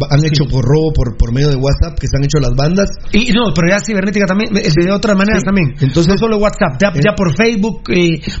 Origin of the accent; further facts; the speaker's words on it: Guatemala; así somos los guatemaltecos de maleducados